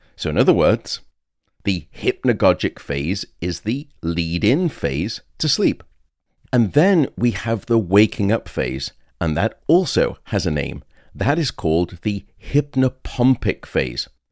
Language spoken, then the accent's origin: English; United Kingdom; moved away; in the U K, my home country